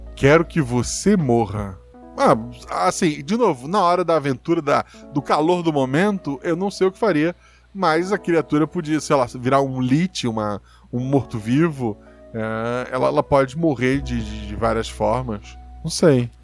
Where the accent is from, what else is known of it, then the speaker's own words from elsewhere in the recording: Florianópolis, Santa Catarina, Brazil; Onde eu nasci, em Floripa, o pai morava assim, no alto do morro